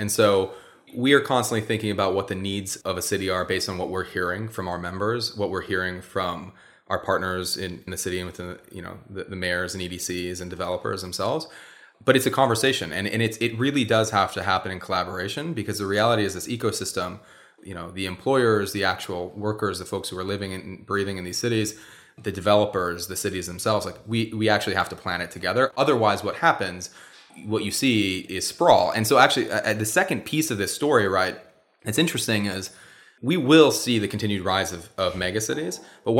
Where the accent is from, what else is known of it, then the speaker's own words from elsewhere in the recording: Montana, United States; I'm from Montana